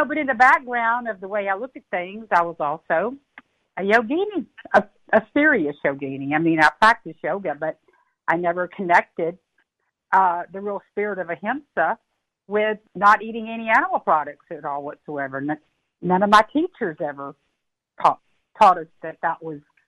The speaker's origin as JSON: {"language": "English", "region": "Texas", "country": "United States", "tie": "born or raised there", "said": "I grew up in Texas, and I had a collection of leather boots. I was a traditional Texas girl"}